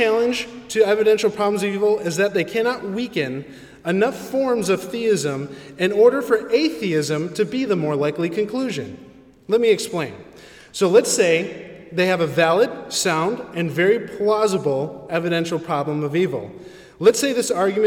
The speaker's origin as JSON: {"language": "English", "country": "Philippines", "said": "I'm a Filipino"}